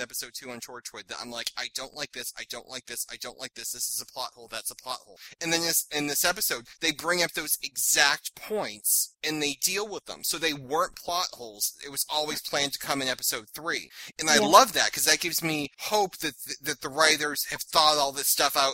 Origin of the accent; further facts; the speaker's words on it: Massachusetts, United States; I'm from Massachusetts.